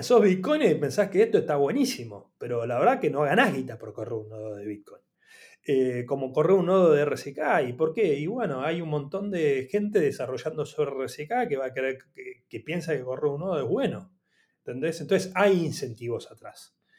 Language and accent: Spanish; Argentina; yo soy argentino